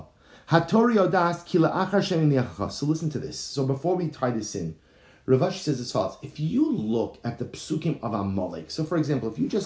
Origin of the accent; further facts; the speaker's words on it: United States; moved away as an adult; now in Baltimore, United States; growing up in New York, New Jersey